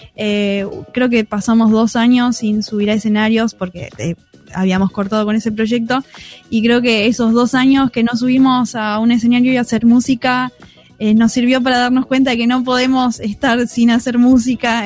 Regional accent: Escobar / Tigre, Buenos Aires, Argentina; Nosotras somos eh, de Escobar y de Tigre

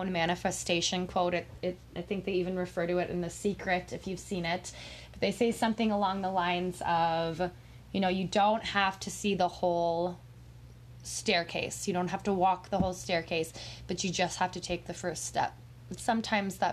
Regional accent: Minnesota, United States; I am from Minnesota

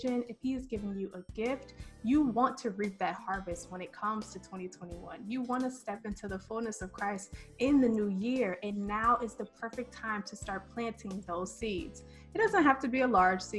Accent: Michigan, United States; moved away; I'm from Michigan

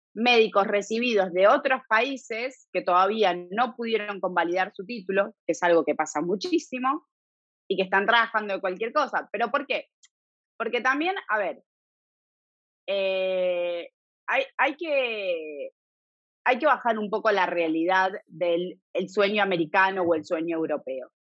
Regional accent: Buenos Aires, Argentina; moved away as an adult; also born or lived in Italy; now in Galicia, Spain; yo me crié 30 años en Argentina

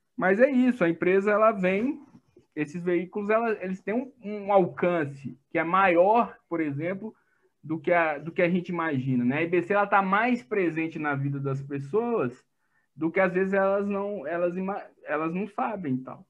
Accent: Minas Gerais, Brazil; eu sou mineiro

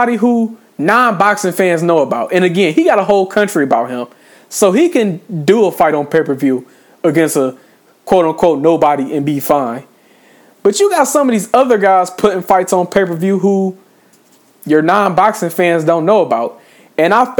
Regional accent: Ypsilanti, Michigan, United States; born in Michigan

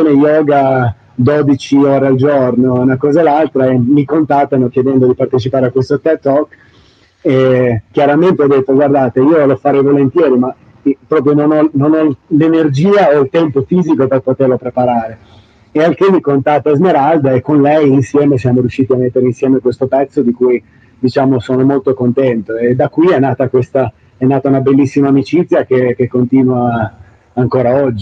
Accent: Sanremo, Liguria, Italy; moved away as an adult; now in Miami, United States; io, io um nato e cresciuto nella zona a Paggia, nella zona di Sanremo, provincia di Imperia

